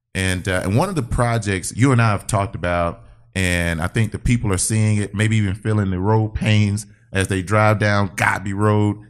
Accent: Albany, Georgia, United States; I'm from Albany, Georgia.

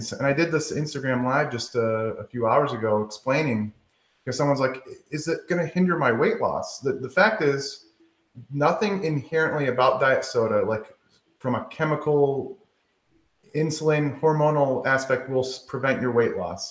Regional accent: Michigan, United States; now in the South, United States; I said pop, but I'm from Michigan

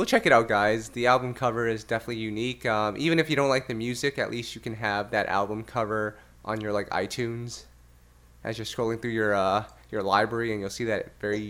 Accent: Canada; I'm Canadian

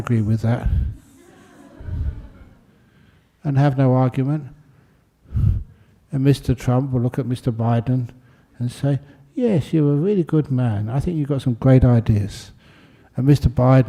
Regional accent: London, United Kingdom; now in Australia; I was born in London just after the Second World War, and you can still, I remember seeing as a kid some of the bomb sites

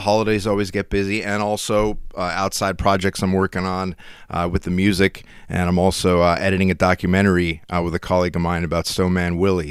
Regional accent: Schuylkill County, Pennsylvania, United States; I'm from the Skook

